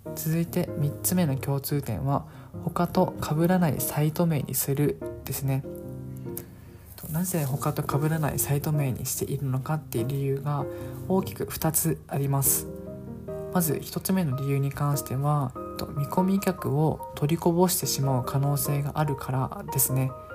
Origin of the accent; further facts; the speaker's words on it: Okinawa, Japan; 僕 は地元沖縄でして、あの、沖縄にいますので